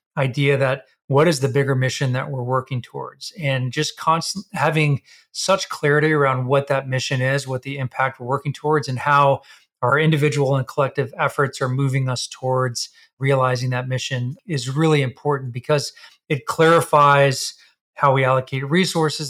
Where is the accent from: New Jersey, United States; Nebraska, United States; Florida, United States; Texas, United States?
Texas, United States; we're both from Texas.